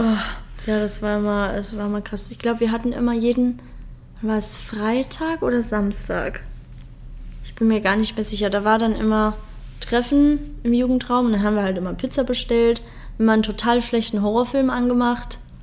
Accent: Frankenberg, Hesse, Germany; also born or lived in Munich; now in Eifel, Germany; bei uns in Hessen

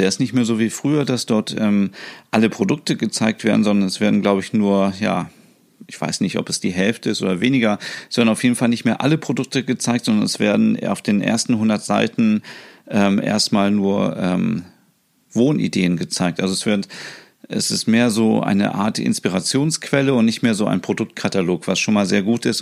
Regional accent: Hanover, Lower Saxony, Germany; bei uns, wo ich aufgewachsen bin

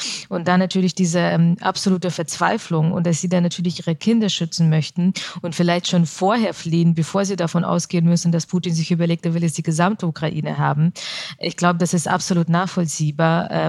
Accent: Augsburg, Bavaria, Germany; mittlerweile identifiziere ich mich als Deutsche und diese Frage, wo kommen Sie her? Und wenn dann die Antwort Augsburg nicht ausreicht

